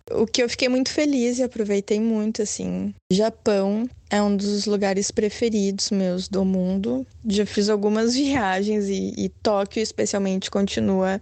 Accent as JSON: {"language": "Portuguese", "country": "Brazil", "also_born_or_lived": "Japan", "said": "Watashi wa buraziru jin, eu sou brasileira"}